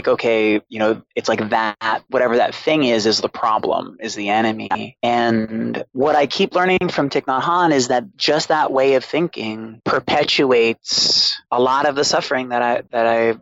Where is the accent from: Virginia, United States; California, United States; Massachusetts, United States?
Massachusetts, United States; Boston; I grew up in Boston with a single alcoholic mother.